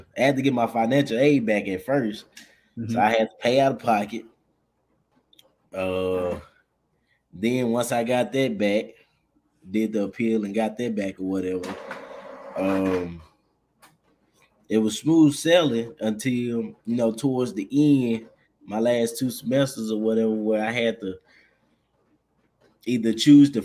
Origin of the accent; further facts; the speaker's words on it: Little Rock, Arkansas, United States; I'm from Little Rock, Arkansas.